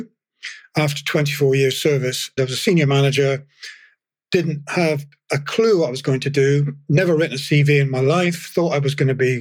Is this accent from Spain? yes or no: no; England, United Kingdom; moved away; I was from England, although my dad was from Fife, and I feel partly Scottish